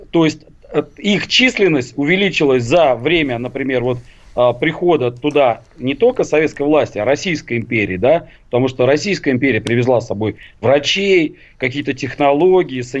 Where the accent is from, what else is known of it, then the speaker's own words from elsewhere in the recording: Uzbekistan; А у нас была другая. Я вообще из Узбекистана.